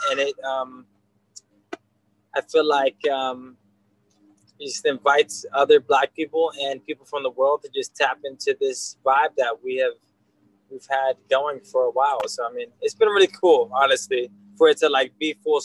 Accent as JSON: {"language": "English", "town": "Gardena", "region": "California", "country": "United States", "tie": "born or raised there", "also_born_or_lived": "Hawaii", "moved": "yes", "said": "We grew up in Gardena, California. And then we moved to Hawaii for about 10 years."}